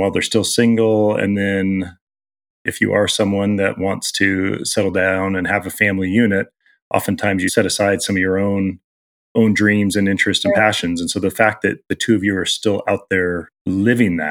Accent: Southern Oregon, United States; also born or lived in Los Angeles / Portland; now in Seattle, United States; I'm from Southern Oregon

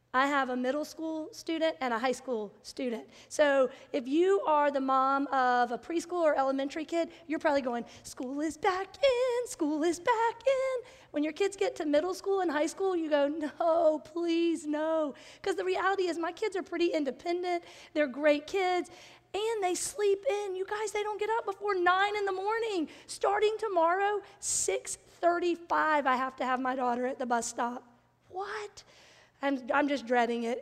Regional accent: Bible Belt, the South, United States; I grew up in the South in the Bible Belt

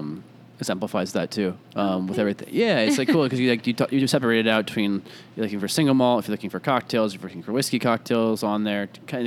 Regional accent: Iowa, United States; moved away; I grew up in Iowa.

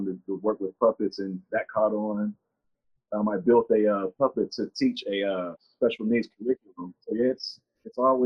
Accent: Pittsburgh, Pennsylvania, United States; moved away; It was part of an artist collective called Bridge Spotters at my hometown of Pittsburgh, PA.

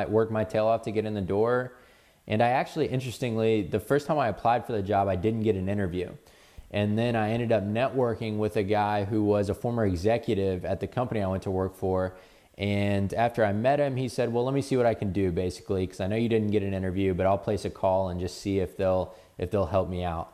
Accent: Atlanta, Georgia, United States; I spent most of my life growing up in Atlanta.

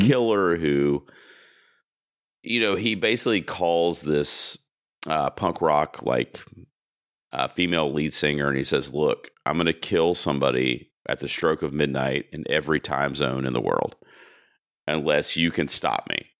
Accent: Charlotte, North Carolina, United States; my hometown in Charlotte, North Carolina

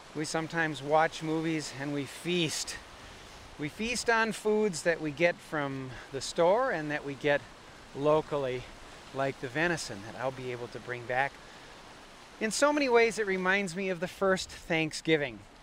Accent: Wisconsin, United States; moved away; also born or lived in Alaska; growing up in Wisconsin

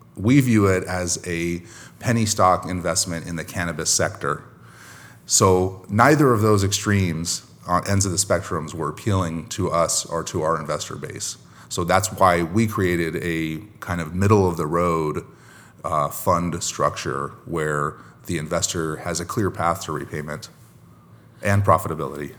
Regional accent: Long Beach, California, United States; here in my hometown of Long Beach, California

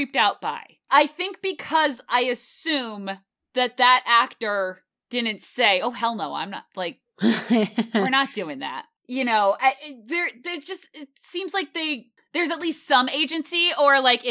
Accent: United States; now in Boston, United States; I don't usually think of myself as an East Coast elitist New York metro area person. And now I live in Boston

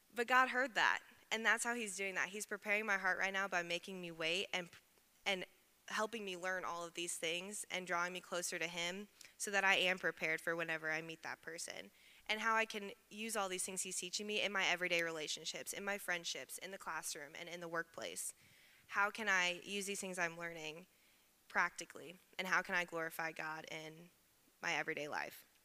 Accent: Evansville, Indiana, United States; moved away as an adult; I'm originally from Evansville, Indiana, so about three hours southwest

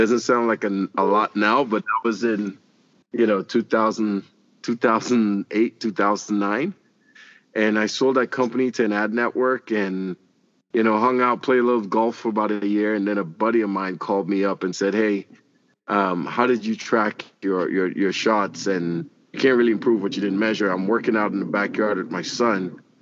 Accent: Trinidad & Tobago; moved away as an adult; also born or lived in Kansas; now in Kansas City, United States; I'm originally from Trinidad and Tobago

